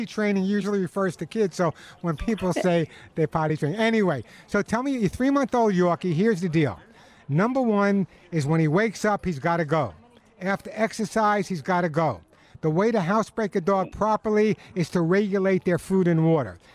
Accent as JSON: {"language": "English", "area": "Long Island", "region": "New York", "country": "United States", "moved": "yes", "said": "I'm a Long Islander"}